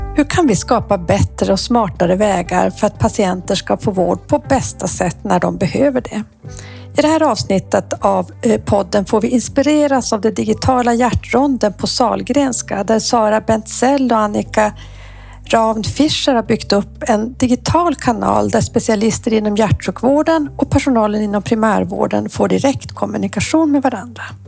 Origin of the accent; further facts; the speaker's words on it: Luleå, Norrbotten County, Sweden; jag är Luleåbo